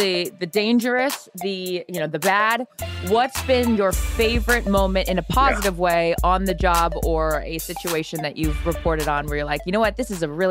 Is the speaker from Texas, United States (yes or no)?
no; Seattle, Washington, United States; moved away as an adult; I was born and raised in Seattle, Jim, and I left when I was 18 because I was over the rain.